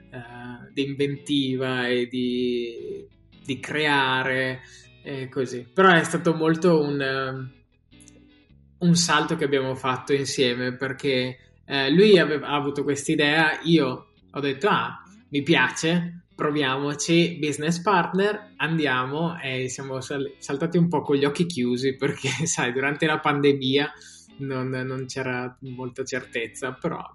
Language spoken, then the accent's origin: Italian; Alpago, Veneto, Italy; now in London, United Kingdom; come hai detto vengo dall'Alpago e adesso vivo a Londra e, ehm, da quasi 5 anni